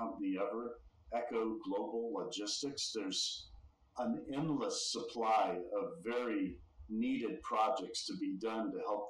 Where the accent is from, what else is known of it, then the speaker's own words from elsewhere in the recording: Texas, United States; born and raised in Texas